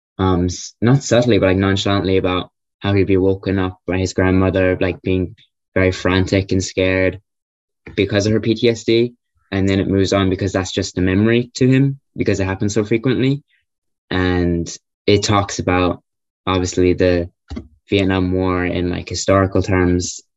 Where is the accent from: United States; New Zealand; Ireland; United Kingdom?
Ireland; I'm Irish, lived in Ireland my whole life